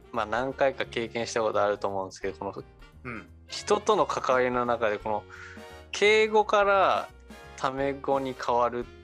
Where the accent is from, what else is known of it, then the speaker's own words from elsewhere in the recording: Japan; moved away as an adult; now in Tokyo, Japan; 僕はまあ地方出身で